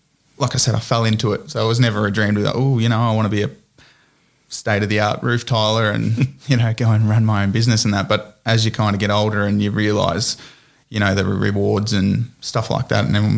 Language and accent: English; Ballarat, Victoria, Australia; I grew up in Ballarat.